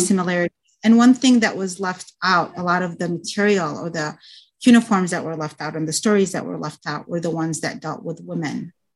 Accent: United States; also born or lived in Baghdad, Iraq; I was raised in the United States

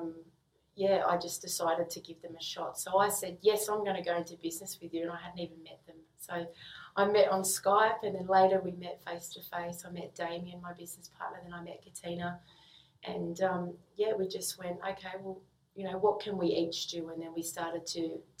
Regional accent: Sydney, New South Wales, Australia; I grew up in the western suburbs of Sydney

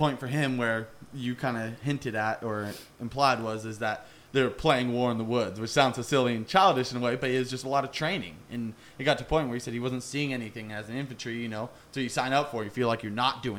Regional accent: California, United States; I'm from California, live in California.

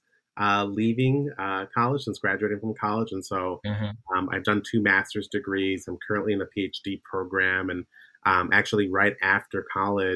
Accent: United States

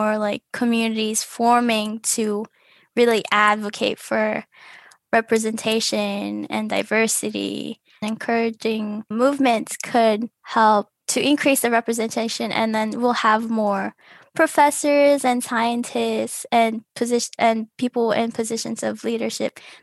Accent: Philippines; now in United States; immigrant who grew up in the Philippines, where everyone looked like me

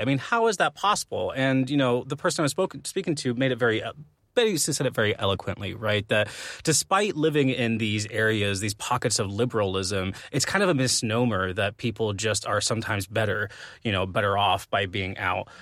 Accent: Arizona, United States; growing up in Arizona

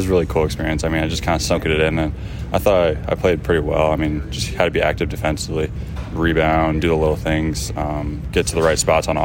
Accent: Cedar Rapids, Iowa, United States; moved away; Cedar Rapids was a great hometown for me

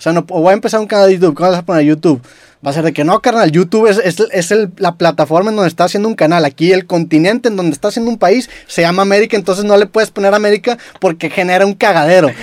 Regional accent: Mexico

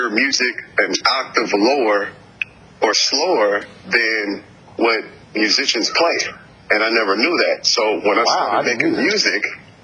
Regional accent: New Orleans, Louisiana, United States; I'm originally from New Orleans, Louisiana, so it's part of my culture

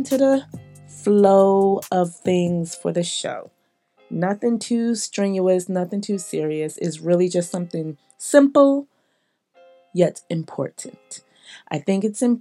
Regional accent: Philadelphia, Pennsylvania, United States; now in Atlanta, United States; I come from Philly. I live

